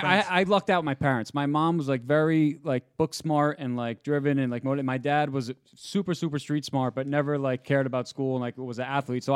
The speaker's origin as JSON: {"language": "English", "region": "New Jersey", "country": "United States", "tie": "born or raised there", "said": "I grew up in Jersey like with like, you know, Italian family"}